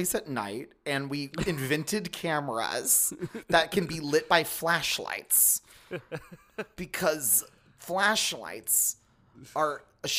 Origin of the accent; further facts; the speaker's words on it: the South, United States; I'm from the South.